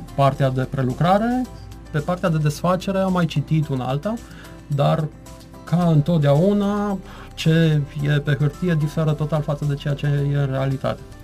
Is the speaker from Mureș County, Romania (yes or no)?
yes; Târnăveni, Mureș County, Romania; moved away as an adult; now in Cluj-Napoca, Romania; Sunt plecat din Târnăven din 97, când am pornit ca și orice tânăr absolvent din liceu, am plecat la facultate, la Cluj, am rămas acolo